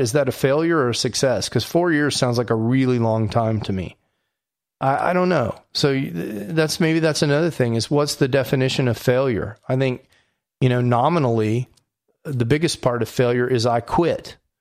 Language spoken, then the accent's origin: English; Houston, Texas, United States; I'm from Houston